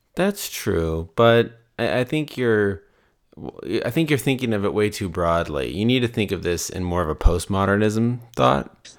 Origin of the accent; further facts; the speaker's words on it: Las Vegas, Nevada, United States; I grew up in Las Vegas